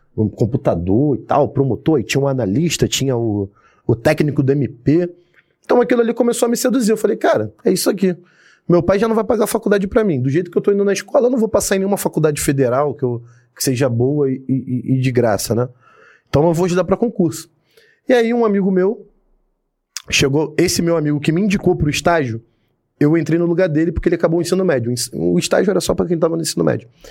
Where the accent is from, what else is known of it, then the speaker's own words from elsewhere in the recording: Belford Roxo, Rio de Janeiro, Brazil; also born or lived in Nova Iguaçu; Nascido e criado no Rio de Janeiro. Mas, Rio de Janeiro não, né? Baixada Fluminense